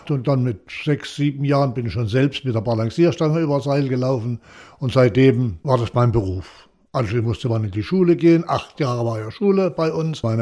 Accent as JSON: {"language": "German", "region": "East Germany", "country": "Germany", "tie": "born or raised there", "said": "ich bin in der DDR aufgewachsen. Ich war zu Hause, das war meine Heimat."}